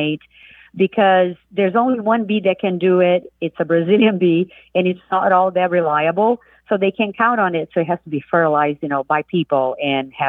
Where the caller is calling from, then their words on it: Milwaukee, Wisconsin, United States; I'm calling from Milwaukee, Wisconsin